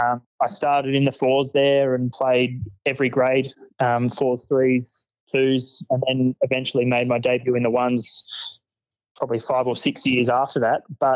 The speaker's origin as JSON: {"language": "English", "town": "Heathmont", "region": "Victoria", "country": "Australia", "tie": "born or raised there", "said": "I grew up in Heathmont and I've sort of lived there my whole life"}